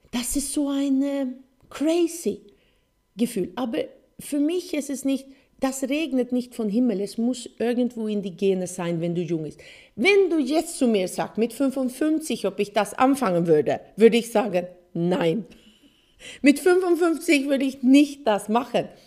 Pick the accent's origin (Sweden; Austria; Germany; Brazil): Sweden; German is a second language; weil äh, Motorsport war, wo ich aufgewachsen bin in Schweden, äh, eine große Sache.